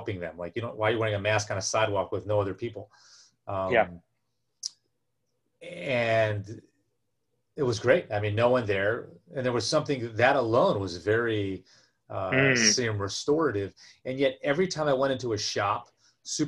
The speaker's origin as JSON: {"language": "English", "country": "United States", "said": "being an American"}